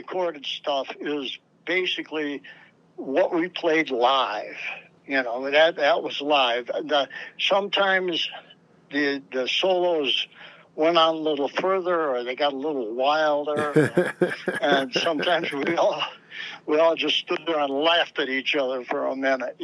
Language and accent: English; Chicago, Illinois, United States; moved away as an adult; also born or lived in Los Angeles / New York; I lived in Chicago most of my life, man, almost all of it, you know, except for the last 14 years.